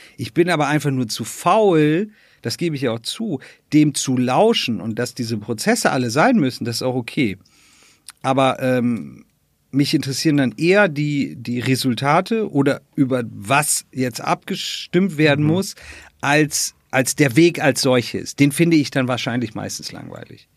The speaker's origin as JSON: {"language": "German", "region": "Northern Germany", "country": "Germany", "moved": "yes", "said": "ich komme aus Norddeutschland"}